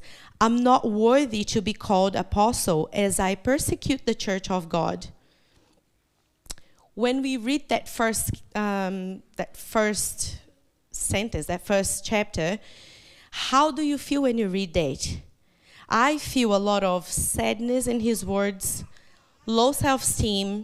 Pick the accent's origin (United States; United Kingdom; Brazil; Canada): Brazil; first language Portuguese; English is a second language; moved away as an adult; now in New Zealand; eu sou uma brasileira que mora na Nova Zelândia por mais de 14 anos